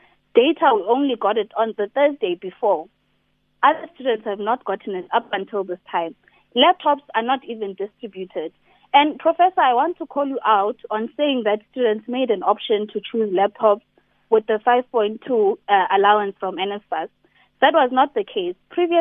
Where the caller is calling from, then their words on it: Sterkspruit, Eastern Cape, South Africa; I'm calling from Sterkspruit, which is near the border of Lesotho.